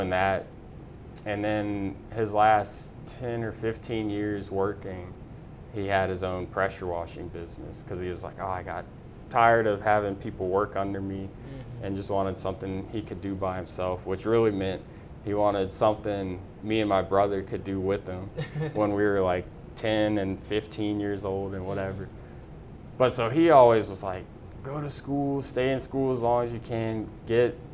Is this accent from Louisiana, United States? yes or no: yes; Baton Rouge, Louisiana, United States; moved away as an adult; now in Houston, United States; born and raised in Baton Rouge, Louisiana.